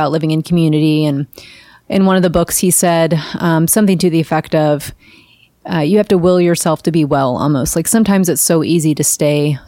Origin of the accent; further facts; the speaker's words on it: Kentucky, United States; moved away; I grew up in Kentucky, maybe, where we didn't have, you know, big water